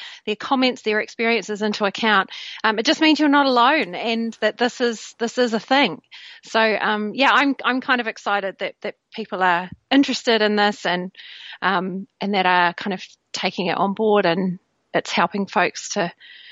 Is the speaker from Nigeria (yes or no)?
no; New Zealand; now in Bristol, United Kingdom; I was born in New Zealand, but I live in Bristol, and I've lived in the UK for many, many years